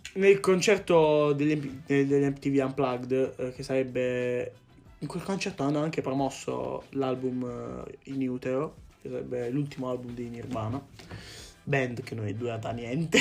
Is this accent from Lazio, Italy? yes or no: no; Matera, Basilicata, Italy; Noi siamo di Matera